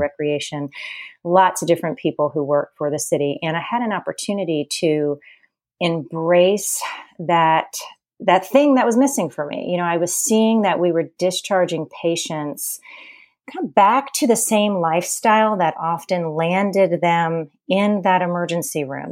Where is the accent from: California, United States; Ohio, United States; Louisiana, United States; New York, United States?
Louisiana, United States; New Orleans; now in Charleston, United States; I grew up in New Orleans, which is the town of indulgence and Mardi Gras.